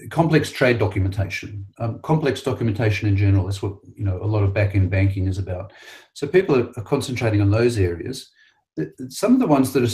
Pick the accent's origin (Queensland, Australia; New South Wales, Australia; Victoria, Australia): New South Wales, Australia; Sydney; the Identirati came to my hometown